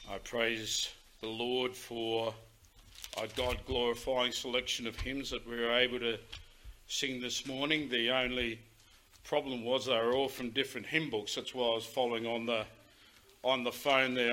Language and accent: English; Australia; we as Australian citizens